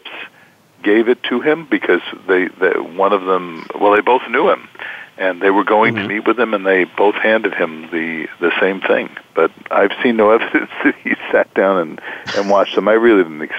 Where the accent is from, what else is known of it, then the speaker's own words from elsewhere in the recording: United States; growing up in the United States